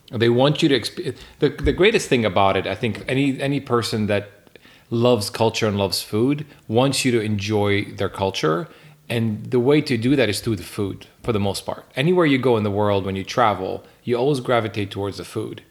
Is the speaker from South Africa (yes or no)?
no; Jerusalem, Jerusalem District, Israel; now in Atlanta, United States; I was born and raised in Jerusalem